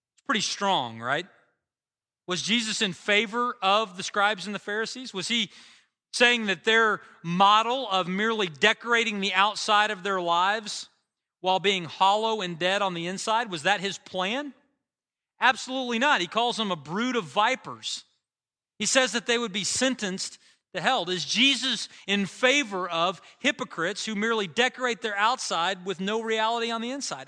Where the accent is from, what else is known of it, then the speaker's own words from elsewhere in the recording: United States; as an American